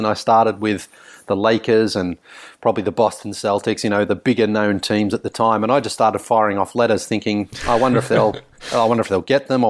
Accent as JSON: {"language": "English", "town": "Sunbury", "region": "Victoria", "country": "Australia", "tie": "born or raised there", "said": "basketball itself as a sport was quite big, I felt, growing up in Sunbury, certainly, and in Victoria"}